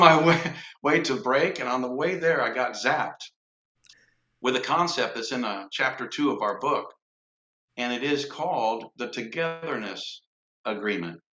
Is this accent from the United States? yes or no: yes; Lansing, Michigan, United States; moved away; also born or lived in Cincinnati, Ohio / Evansville, Indiana; I was born in Lansing, Michigan